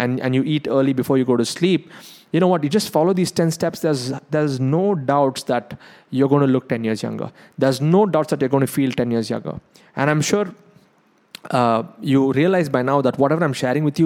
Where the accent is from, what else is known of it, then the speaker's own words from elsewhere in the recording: South India, India; I'm South Indian